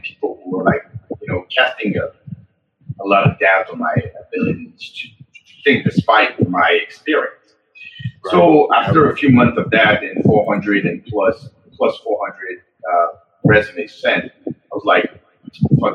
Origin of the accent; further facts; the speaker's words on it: France; moved away as an adult; I had a lot of companies back in my home country in France.